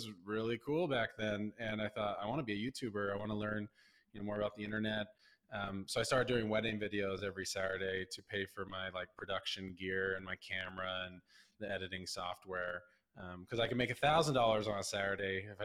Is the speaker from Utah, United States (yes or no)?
yes; Southern Utah, United States; I grew up in Southern Utah